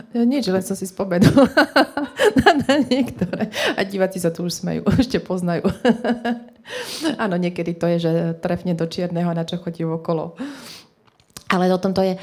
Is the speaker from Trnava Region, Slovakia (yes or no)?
no; Trenčín, Trenčín Region, Slovakia; my sme z Trenčina